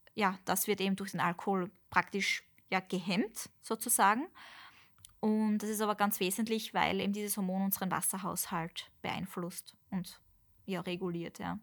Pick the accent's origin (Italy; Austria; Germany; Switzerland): Austria; bei uns in Österreich